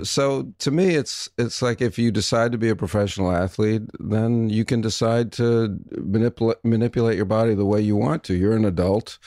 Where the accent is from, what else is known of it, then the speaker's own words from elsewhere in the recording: New York, United States; moved away; also born or lived in Vancouver; I'm from New York